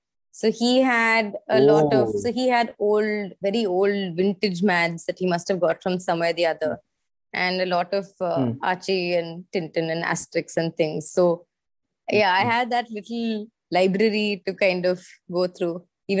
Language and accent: English; Mysore, Karnataka, India; moved away; also born or lived in Chennai, Tamil Nadu; But we moved to Mysore, and I grew up at my